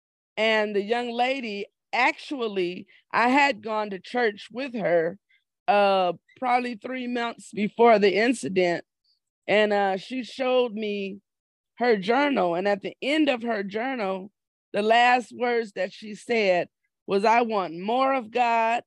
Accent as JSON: {"language": "English", "town": "Los Angeles", "region": "California", "country": "United States", "tie": "born or raised there", "also_born_or_lived": "Victorville, California", "said": "I was born and raised in Los Angeles, and now I reside in the city of Victorville"}